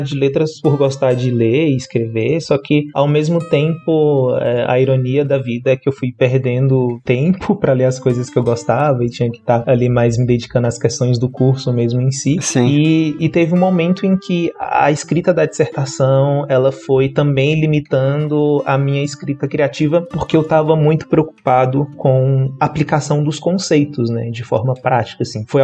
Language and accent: Portuguese; Brasília, Federal District, Brazil; born there; eu nasci aqui em Brasília e a minha formação acadêmica é em letras.